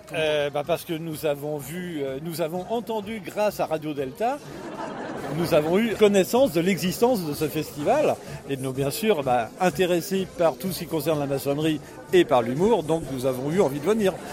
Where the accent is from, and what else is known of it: Belgium